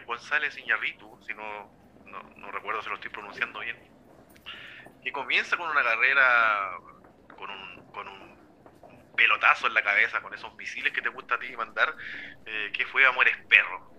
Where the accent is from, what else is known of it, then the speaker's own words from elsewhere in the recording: Chile; como chileno en nuestros casos